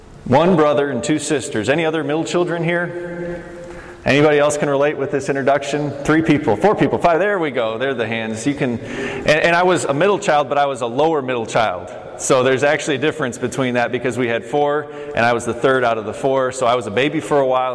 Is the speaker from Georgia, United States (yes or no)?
no; Oklahoma, United States; also born or lived in Chicago suburbs, Illinois; I grew up in Oklahoma for most of my life, but before we moved there, we lived in the suburbs of Chicago in the 90s, early 90s